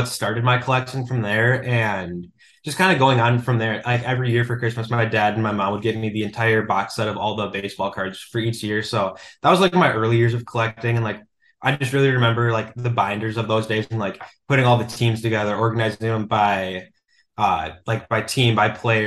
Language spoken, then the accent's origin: English; suburb of the Twin Cities, Minnesota, United States; I lived in Minnesota my entire life, lived in a suburb of the Twin Cities growing up, and then moved to Minneapolis about a year ago